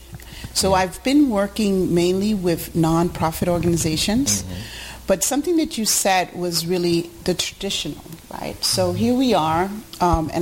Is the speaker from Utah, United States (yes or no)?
no; New York City, New York, United States; also born or lived in Puerto Rico; I was born in Puerto Rico, but I was raised in Harlem, New York